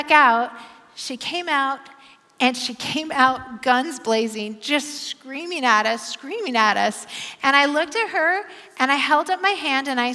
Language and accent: English; Bend, Oregon, United States; moved away as an adult; now in Portland, United States; I'm from Bend